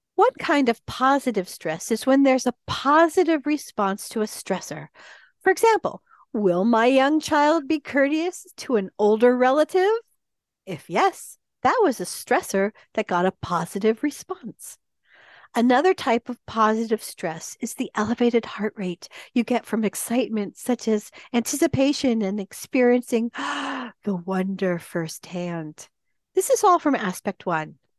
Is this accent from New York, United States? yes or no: no; San Diego, California, United States; I grew up in San Diego